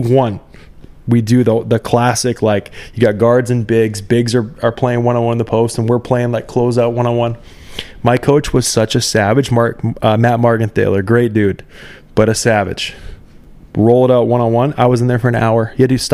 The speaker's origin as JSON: {"language": "English", "country": "Canada", "also_born_or_lived": "Minnesota", "said": "being a Canadian kid"}